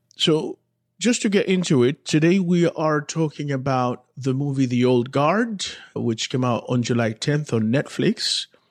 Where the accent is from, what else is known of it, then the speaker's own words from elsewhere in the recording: Santo Domingo, Distrito Nacional, Dominican Republic; moved away; growing up in Santo Domingo, watching Walter Mercado